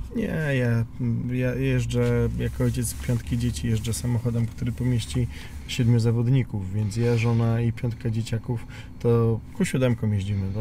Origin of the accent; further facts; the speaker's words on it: Piekary Śląskie, Silesian Voivodeship, Poland; jako Ślązak i syn górnika z piekar śląskich